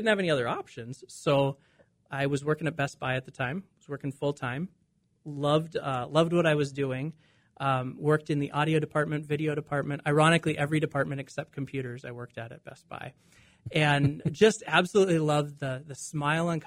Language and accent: English; Dickinson, North Dakota, United States; I grew up in Western North Dakota in Dickinson.